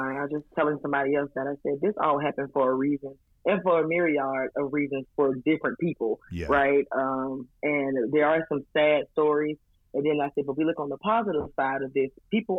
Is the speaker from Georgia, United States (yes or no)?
no; Jacksonville, Florida, United States; I come from, we are from Duval County, Jacksonville, Florida.